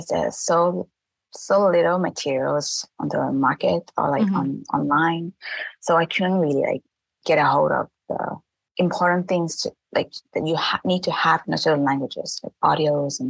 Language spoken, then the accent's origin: English; Thailand; first language Thai; English is a second language; my native tongue, which is Thai, which I learned from my parents